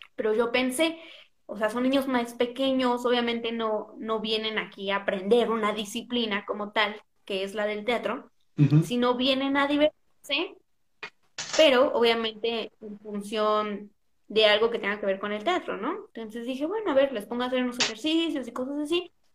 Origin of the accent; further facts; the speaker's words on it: Mexico; soy más mexicana que los tacos de canasta